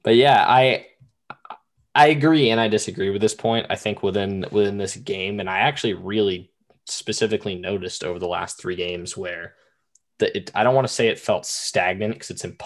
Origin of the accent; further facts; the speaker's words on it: Boston, Massachusetts, United States; moved away as an adult; now in Richmond, United States; I was a high school student. I'm from Boston